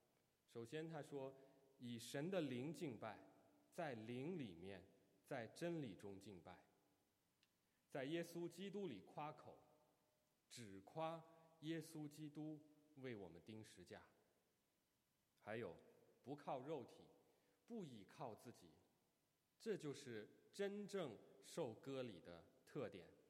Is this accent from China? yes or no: yes; China; 用我们中国人的话说。就是这个出身背景好啊。